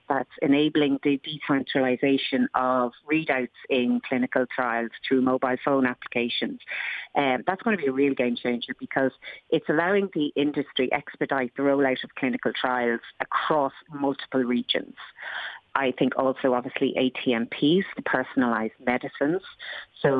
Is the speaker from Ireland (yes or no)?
yes; Ireland